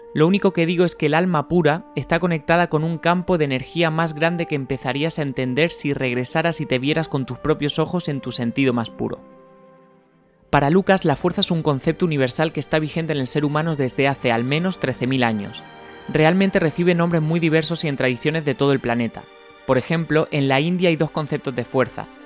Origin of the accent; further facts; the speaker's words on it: Spain; nosotros en España